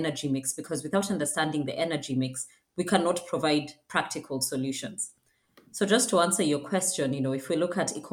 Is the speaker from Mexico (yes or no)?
no; Kenya; my home country, Kenya